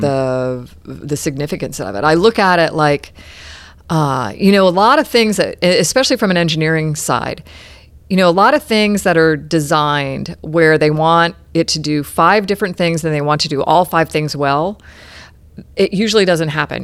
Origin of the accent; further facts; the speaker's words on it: Clearwater, Florida, United States; also born or lived in Albany, New York / Houston, Texas / Saint Petersburg, Florida; I grew up in Clearwater, and now we're back just down the road in Saint Petersburg